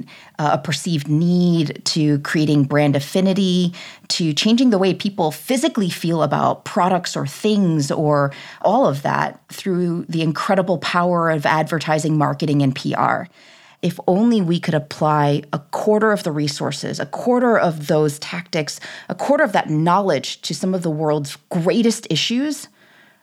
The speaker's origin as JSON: {"language": "English", "country": "United States", "tie": "born or raised there", "said": "I was born here in the United States."}